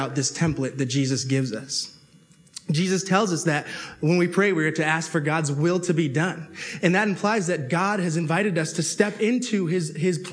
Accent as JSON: {"language": "English", "town": "Toronto", "region": "Ontario", "country": "Canada", "tie": "born or raised there", "said": "I grew up in Toronto"}